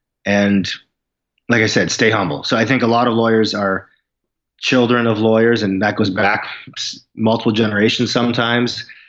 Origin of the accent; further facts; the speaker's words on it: Saskatoon, Saskatchewan, Canada; also born or lived in Vancouver; Saskatoon, where I live now.